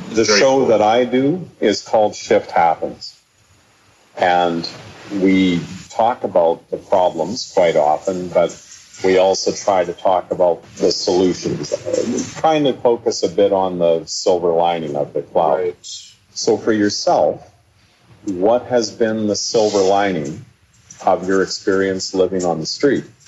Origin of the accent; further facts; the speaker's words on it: the Kootenays, British Columbia, Canada; I come from the Kootenays